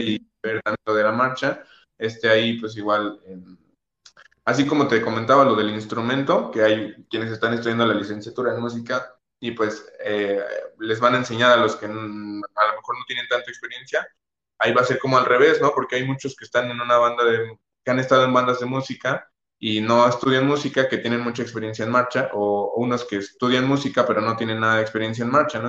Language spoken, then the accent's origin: Spanish; Mexico; todos somos de la misma comunidad, todos somos mexicanos